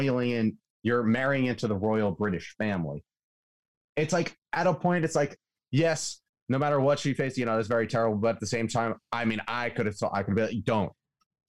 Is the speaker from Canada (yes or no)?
no; United States; As an American